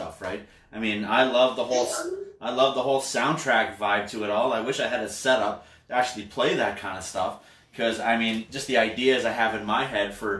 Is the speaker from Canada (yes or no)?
yes; Canada; we're from Canadlandia